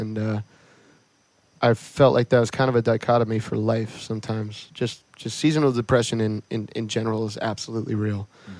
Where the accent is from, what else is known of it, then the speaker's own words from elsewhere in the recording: Northeast, United States; So we grew up in the Northeast, so the beach towns are very different.